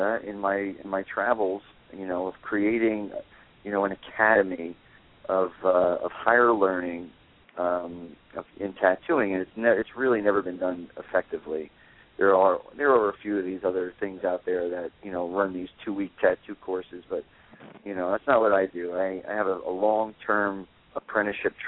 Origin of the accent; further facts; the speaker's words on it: New Jersey, United States; I'm from New Jersey, and all my guys are from Brooklyn